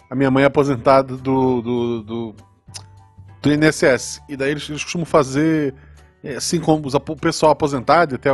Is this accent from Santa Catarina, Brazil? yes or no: yes; Florianópolis, Santa Catarina, Brazil; Agora, eu tô perto do, do, litoral, né? E cresci em Florianópolis, querendo ou não.